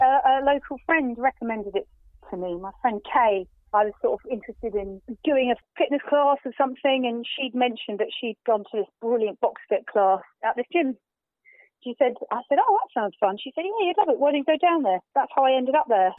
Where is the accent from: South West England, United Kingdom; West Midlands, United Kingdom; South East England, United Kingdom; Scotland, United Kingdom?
South East England, United Kingdom; Folkestone; it's kind of in my hometown